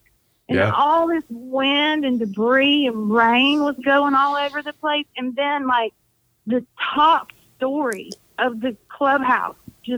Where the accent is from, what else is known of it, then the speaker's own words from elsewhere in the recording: Decatur, Georgia, United States; also born or lived in Stockbridge, Georgia / Conyers, Georgia; now in near Savannah, United States; I'm from up there. I was born in Decatur.